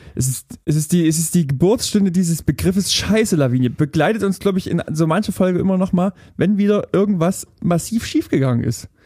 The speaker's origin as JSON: {"language": "German", "area": "near Riesa", "region": "Saxony", "country": "Germany", "tie": "born or raised there", "moved": "yes"}